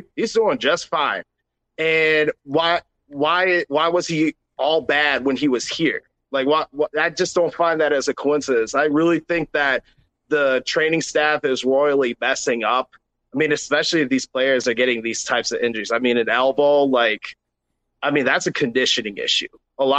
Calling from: Eden Prairie, Minnesota, United States; Calls from Eden Prairie.

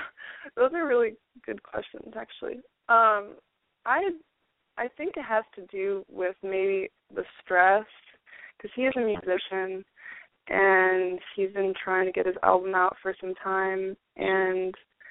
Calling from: Florida, United States; I'm 24 years old, and I'm from Florida.

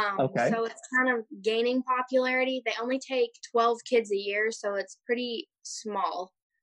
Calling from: Chelan, Washington, United States; also born or lived in Auburn, Alabama; Today I'm calling in from Chelan, Washington.

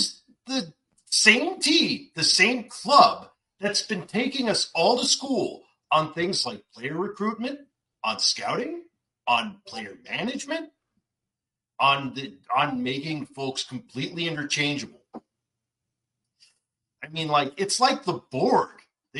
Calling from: Dartmouth, Nova Scotia, Canada; Dartmouth, Nova Scotia, Canada.

